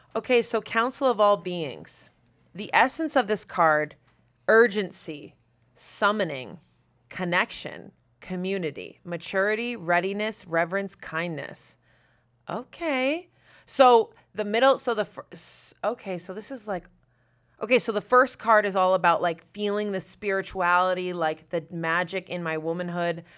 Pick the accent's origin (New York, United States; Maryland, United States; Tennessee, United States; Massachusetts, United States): Massachusetts, United States; I'm from, I'm from Massachusetts, very close to Salem. Like, I grew up in spooky Massachusetts with, like, fog over the ocean